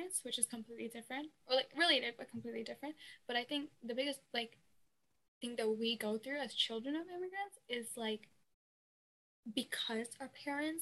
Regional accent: United States; born or raised there

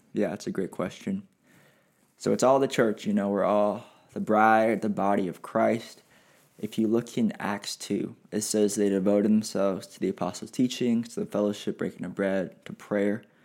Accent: Pasadena, California, United States; I was born and raised in the Pasadena, California area

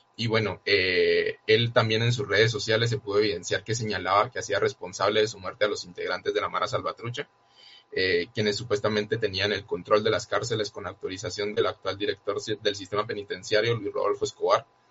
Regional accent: Guatemala; como guatemaltecos y guatemaltecas

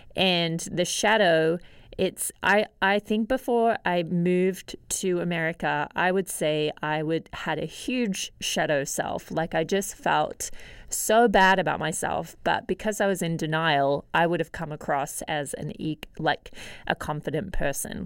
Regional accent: Australia; Growing up in Australia

